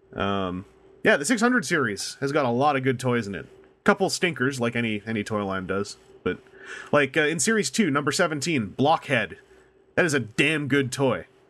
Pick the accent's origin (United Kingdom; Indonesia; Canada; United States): Canada; accent: Canadian